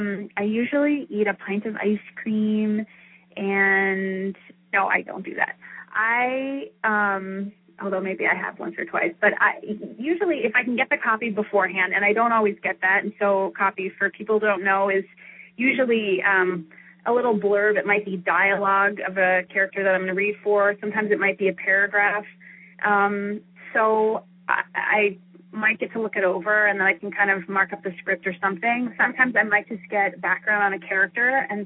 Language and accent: English; Florida, United States; And I grew up in Florida